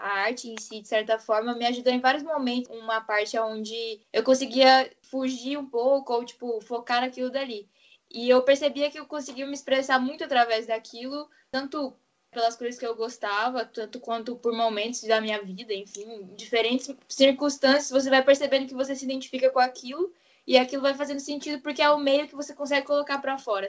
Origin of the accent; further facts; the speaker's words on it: Rio Grande do Sul, Brazil; eu sou do Rio Grande do Sul